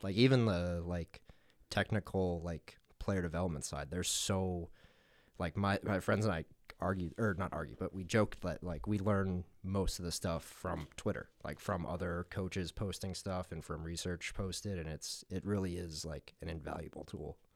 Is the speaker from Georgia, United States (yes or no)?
no; Longmont, Colorado, United States; moved away as an adult; also born or lived in New York City; now in McCook, United States; grew up in Colorado, at Longmont, Colorado, uh, outside of Boulder